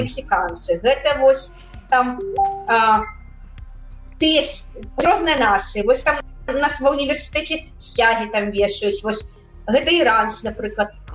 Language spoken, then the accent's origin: Belarusian; Belarus; Belarusian is a second language; moved away as an adult; now in United States; мы беларусы